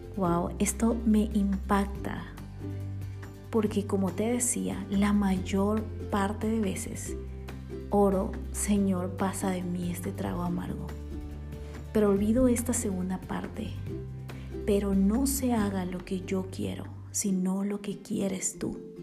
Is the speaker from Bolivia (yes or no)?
yes; Bolivia; born or raised there; now in Guatemala